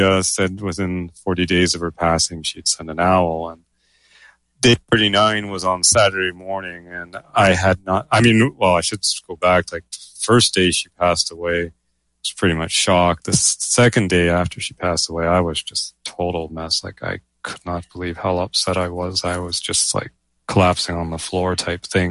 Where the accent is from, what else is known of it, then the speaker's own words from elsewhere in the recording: Canada; I'm a Canadian speculative fiction writer